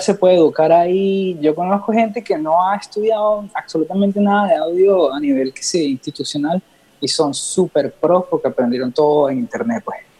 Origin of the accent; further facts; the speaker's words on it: Los Teques, Miranda, Venezuela; yo crecí ahí en Los Teques, al lado de Caracas